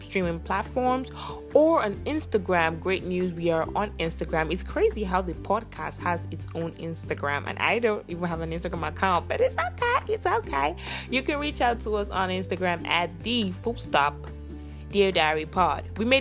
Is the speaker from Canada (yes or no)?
no; Nigeria; I'm Nigerian